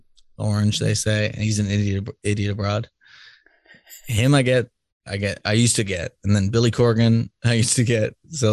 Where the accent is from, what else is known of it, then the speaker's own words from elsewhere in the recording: Ireland; It's because I'm Irish.